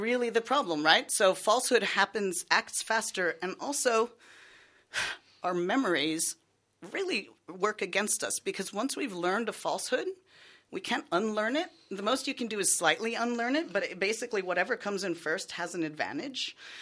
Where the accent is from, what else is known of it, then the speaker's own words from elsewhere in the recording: United States; accent: American; moved away; I'm American, if you can't tell by my accent